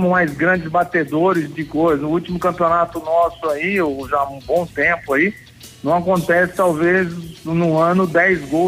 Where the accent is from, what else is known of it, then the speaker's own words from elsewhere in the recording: Araraquara, São Paulo, Brazil; born there; eu nasci né, em Araraquara